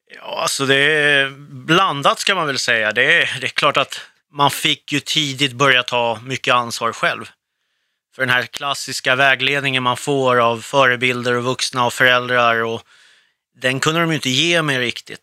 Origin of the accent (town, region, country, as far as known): Stockholm, Stockholm County, Sweden; born or raised there; also born or lived in Beirut, Lebanon / Södertälje